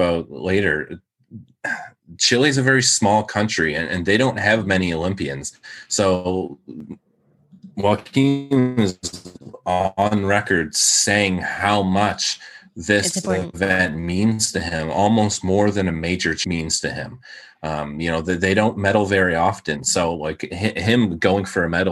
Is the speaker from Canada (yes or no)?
yes; Canada; I'm Canadian